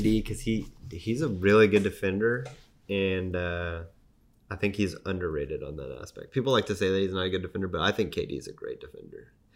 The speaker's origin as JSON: {"language": "English", "town": "San Antonio", "region": "Texas", "country": "United States", "said": "I'm from San Antonio"}